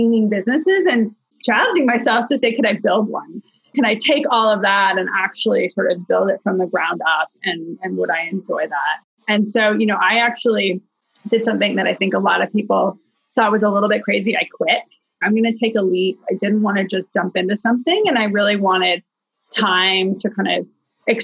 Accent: Toronto, Ontario, Canada; moved away as an adult; also born or lived in Boston; now in Chicago, United States; I grew up in Toronto

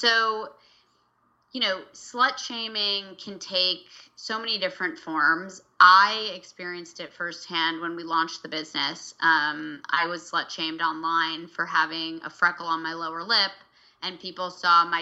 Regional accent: Vermont, United States; I grew up in Vermont.

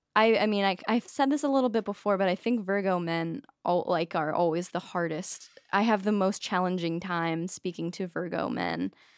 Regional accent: Maine, United States; I'm from Maine

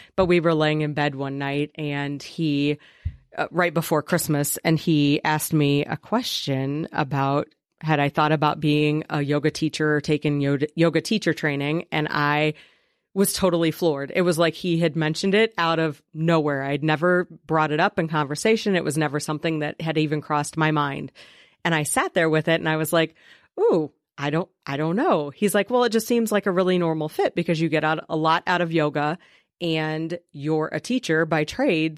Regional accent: Preble County, Ohio, United States; back where I grew up in Preble County

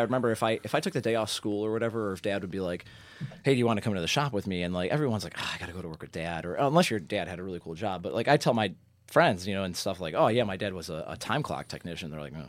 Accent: Parma, Ohio, United States; I hail from Parma.

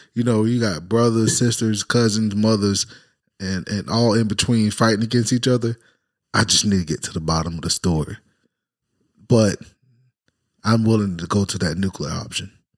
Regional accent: Jacksonville, Florida, United States; also born or lived in Fredericksburg, Virginia / Cuba; 15 years of my life raised in Jacksonville, Florida.

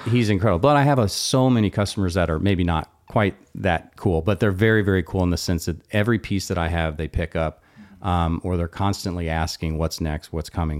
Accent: Austin, Texas, United States; I'm from Austin.

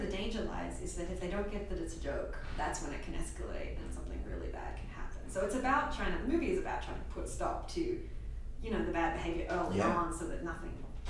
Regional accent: Australia; I'm Australian

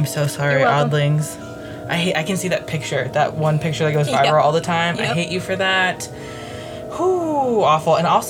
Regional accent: Midwest, United States; also born or lived in Ohio; I'm from the Midwest.

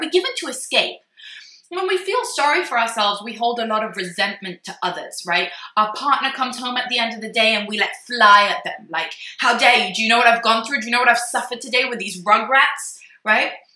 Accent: Jerusalem, Jerusalem District, Israel; my hometown in Jerusalem

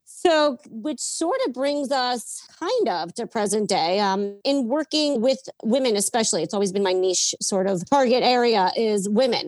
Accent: Yonkers, New York, United States; born and raised in Yonkers, New York

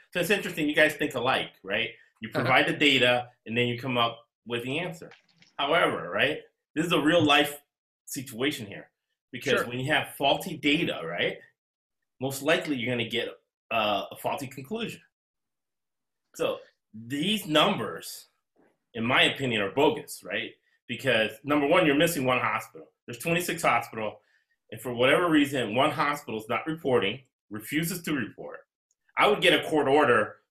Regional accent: United States; I'm American. I was born in the United States. I'm an American.

